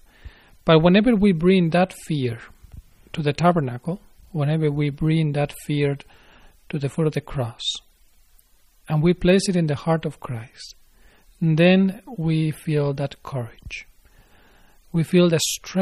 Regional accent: Spain; moved away; I am from Spain

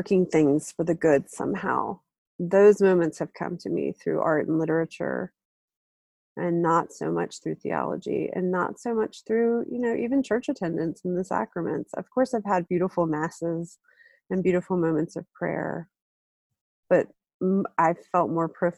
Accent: Deep South, United States; I'm Southern, I grew up in the South, in the Deep South

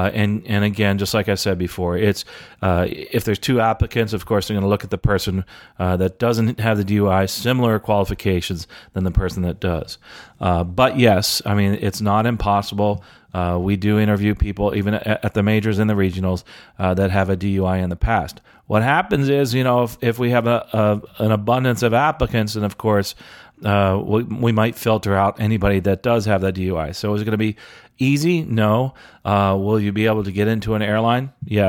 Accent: Jamaica; now in Antigua and Barbuda; I've tried getting scholarships here in Antigua, but because I'm from Jamaica and not Antiguan, I can't get it.

